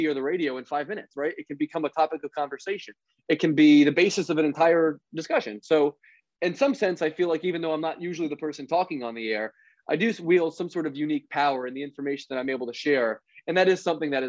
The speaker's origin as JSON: {"language": "English", "town": "Philadelphia", "region": "Pennsylvania", "country": "United States", "tie": "born or raised there", "said": "I grew up in Philadelphia"}